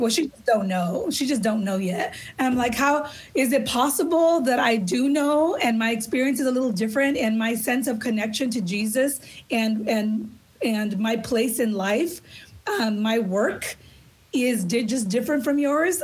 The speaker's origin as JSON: {"language": "English", "town": "Los Angeles", "region": "California", "country": "United States", "tie": "born or raised there", "said": "I grew up in East LA on a regular city urban block."}